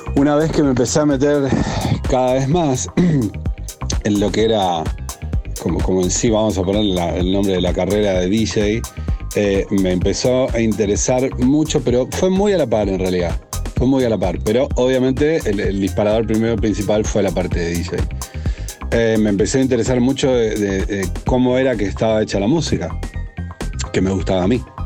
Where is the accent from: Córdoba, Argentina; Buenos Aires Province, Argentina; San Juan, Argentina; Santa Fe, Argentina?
Santa Fe, Argentina; Rosario; Soy nacido en Rosario, Argentina